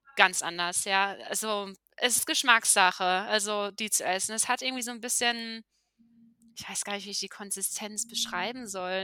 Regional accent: Germany; also born or lived in La Paz, Bolivia; meine Wurzeln hier in Deutschland

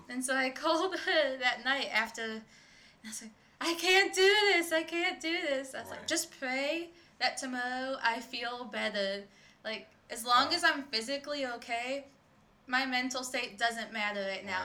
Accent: Michigan, United States; first language English; also born or lived in Ecuador; now in Illinois, United States; to Michigan family because I'm from Michigan

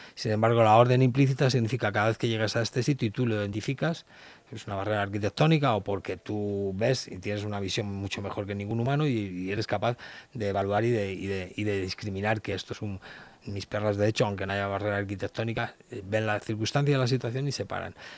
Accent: Leganés, Community of Madrid, Spain; soy de Leganes

